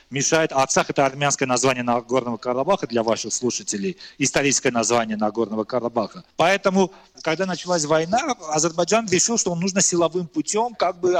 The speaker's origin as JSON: {"language": "Russian", "country": "Armenia", "said": "ну вот я как армянин считаю, это часть, э, эти земли часть исторической территории Армении."}